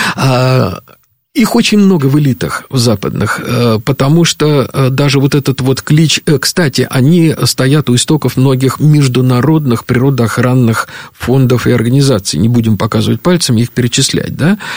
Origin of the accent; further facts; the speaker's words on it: Moscow, Russia; мы с тобой выросли в Москве